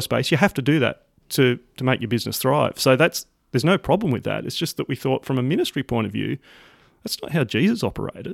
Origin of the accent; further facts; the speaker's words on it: Sydney, New South Wales, Australia; accent: Aussie; also born or lived in rural Australia; born and raised in Sydney, Australia.